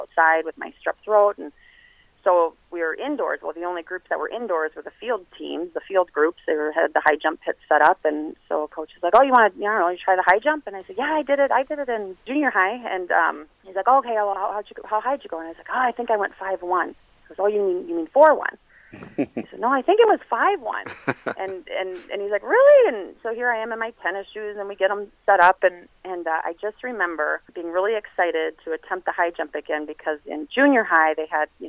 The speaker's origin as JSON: {"language": "English", "town": "Brooklyn Park", "region": "Minnesota", "country": "United States", "tie": "born or raised there", "said": "I grew up in Brooklyn Park, Minnesota"}